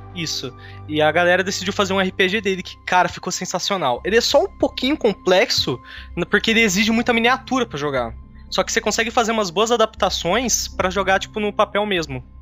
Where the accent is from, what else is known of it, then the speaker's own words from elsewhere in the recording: Campinas, São Paulo, Brazil; sou de Campinas